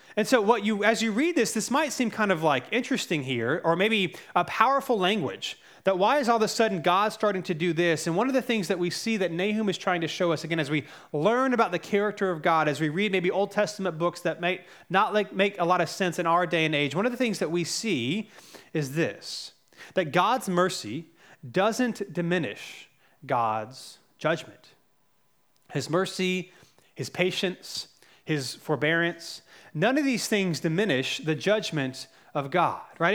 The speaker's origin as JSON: {"language": "English", "town": "Cary", "region": "North Carolina", "country": "United States", "tie": "born or raised there", "also_born_or_lived": "Charlotte, North Carolina", "said": "We moved to Cary when I was around five"}